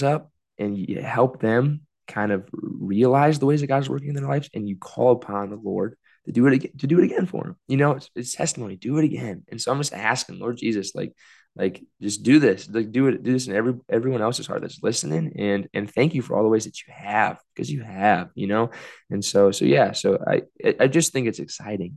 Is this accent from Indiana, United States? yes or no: yes; South Bend, Indiana, United States; also born or lived in Bloomington; my hometown in South Bend